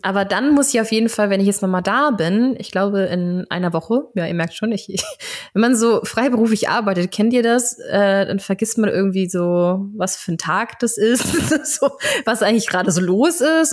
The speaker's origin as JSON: {"language": "German", "country": "Germany", "tie": "born or raised there", "said": "ich bin natürlich auch ähm, an der Ostseeküste aufgewachsen"}